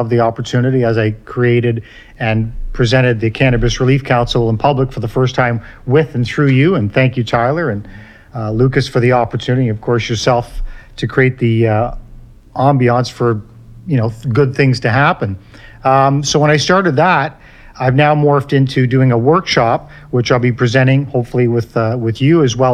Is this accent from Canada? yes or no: no; Ireland; I'm Irish